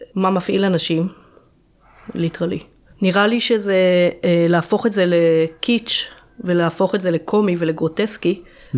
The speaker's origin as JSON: {"language": "Hebrew", "town": "Jerusalem", "region": "Jerusalem District", "country": "Israel", "tie": "born or raised there", "said": "נולדה למשפחה של ארכיאולוגים בירושלים"}